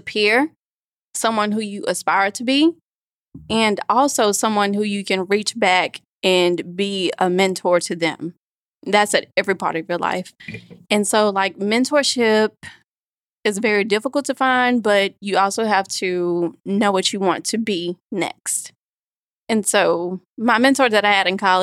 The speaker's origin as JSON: {"language": "English", "town": "Birmingham", "region": "Alabama", "country": "United States", "tie": "born or raised there", "moved": "as an adult", "lives_now": "Washington, D.C., United States", "said": "I'm originally from Birmingham, Alabama, and, you know, I went to a couple of high schools. I went to Midfield High School and then Winona High School"}